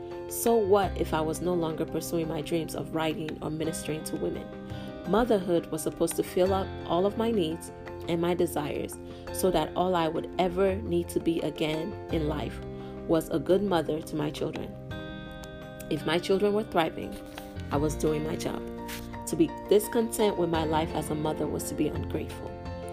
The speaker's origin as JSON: {"language": "English", "country": "Nigeria", "said": "As a Nigerian, it is not uncommon for our culture to center our worth on our role in the home."}